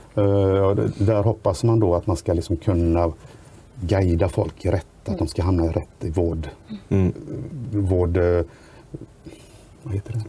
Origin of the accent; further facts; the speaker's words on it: Grästorp, Västra Götaland, Sweden; Jag kommer från Grästorps kommun, världens bästa kommun